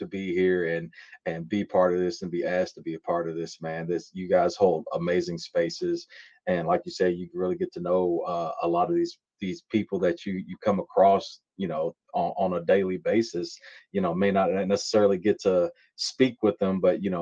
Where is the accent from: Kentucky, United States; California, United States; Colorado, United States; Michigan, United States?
Kentucky, United States; Louisville; I was born and raised in Louisville, Kentucky